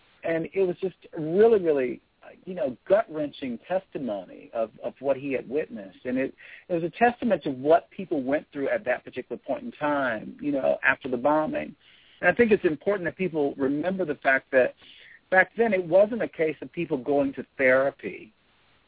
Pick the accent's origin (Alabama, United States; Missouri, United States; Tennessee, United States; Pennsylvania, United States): Alabama, United States; Birmingham; I'm from Birmingham, Alabama, and I was actually born in 1963